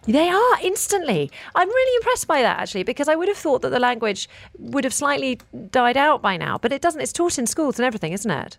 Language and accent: English; United Kingdom; I'm British